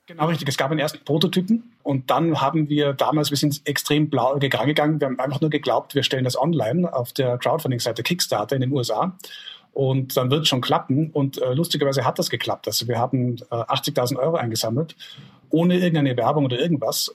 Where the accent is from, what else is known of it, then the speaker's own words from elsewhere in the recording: Tyrol, Austria; bei uns in Tirol